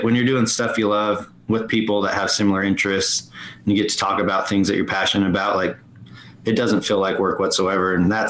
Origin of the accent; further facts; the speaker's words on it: West Jordan, Utah, United States; also born or lived in California; I grew up right here in West Jordan, Utah. It's right in the Salt Lake City Valley, just south of Salt Lake.